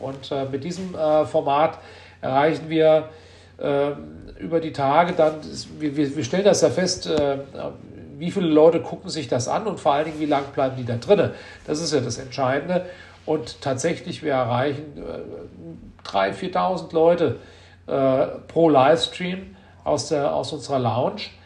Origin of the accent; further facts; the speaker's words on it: Marburg, Hesse, Germany; ich Marburger bin in der sechsten Generation und äh, ich liebe diese Stadt, das ist meine Heimat.